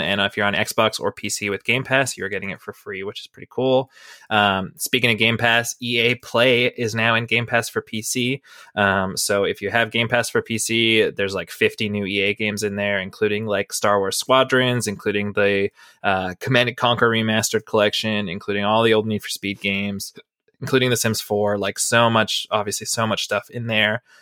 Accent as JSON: {"language": "English", "country": "Canada", "said": "I'm from Canada still"}